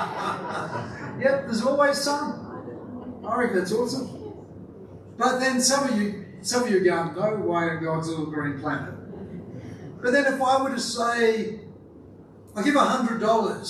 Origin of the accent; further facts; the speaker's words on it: Australia; I'm an Aussie male